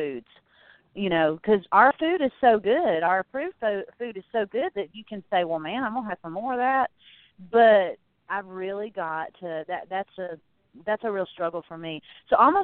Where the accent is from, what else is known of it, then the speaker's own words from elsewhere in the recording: the South, United States; I grew up in the South.